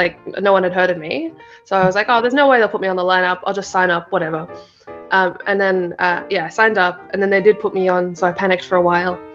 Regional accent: Parramatta, New South Wales, Australia; also born or lived in India; I grew up in Parramatta for the most of my life. My parents moved here when I was four

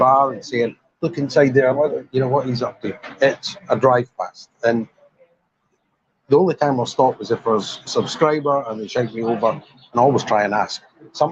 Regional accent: Aberdeenshire, Scotland, United Kingdom; also born or lived in Dunkeld; now in Pattaya, Thailand; I'm a mongrel. Aberdeen, Ochnagat, Dunkeld.

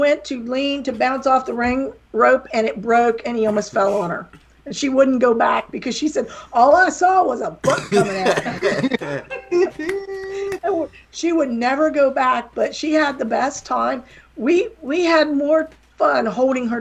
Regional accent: near Pittsburgh, West Virginia, United States; accent: little southern accent; moved away as an adult; now in Florida, United States; I'm from West Virginia. I barely speak English

